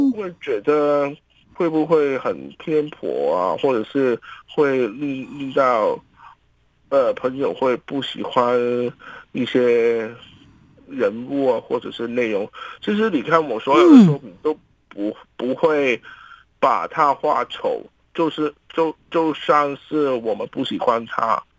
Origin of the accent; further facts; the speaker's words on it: Hong Kong; 继续活下去，为我们香港人努力。